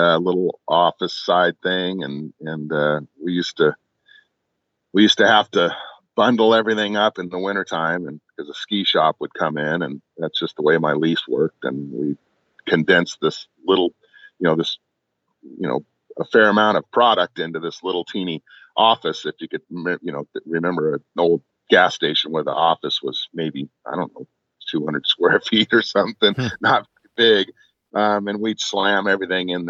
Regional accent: Costa Mesa, California, United States; moved away as an adult; also born or lived in Lake Tahoe; now in Montana, United States; my hometown, Costa Mesa

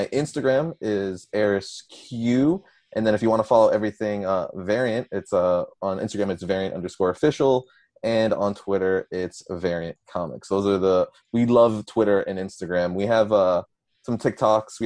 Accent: Coral Springs, Florida, United States; moved away as an adult; also born or lived in Brentwood, Long Island, New York; now in Dallas, United States; I grew up in Margate/Coral Springs, Florida

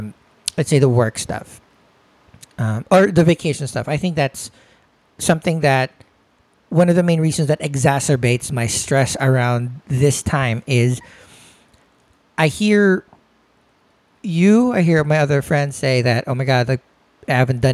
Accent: Philippines; as a Filipino

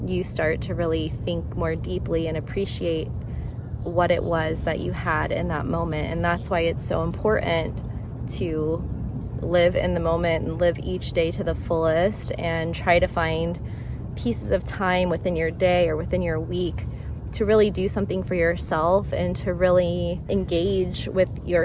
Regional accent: Florida, United States; moved away as an adult; living back in my home state of Florida

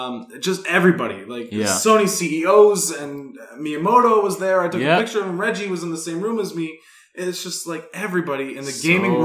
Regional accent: East Coast of the United States, United States; I'm from the East Coast, and I've never been further than Wisconsin.

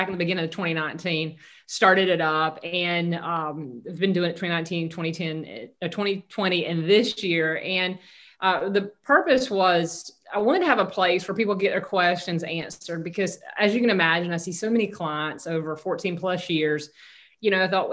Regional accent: Southeast Georgia, United States; moved away; also born or lived in Northeast Florida / Southern California; I grew up in Southeast Georgia, very conservative, rural Christian upbringing

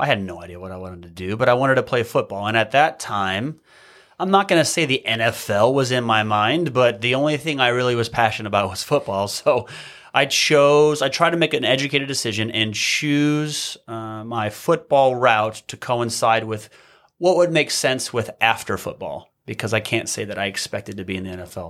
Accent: Midwest, United States; moved away as an adult; also born or lived in Hawaii; growing up in the Midwest

